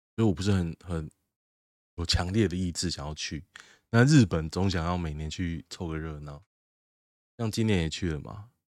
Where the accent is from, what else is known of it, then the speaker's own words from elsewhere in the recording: Taoyuan, Taiwan; also born or lived in Hsinchu; 春日路就在我家外面吗？不要说我从我搬来到现在，从我小时候到现在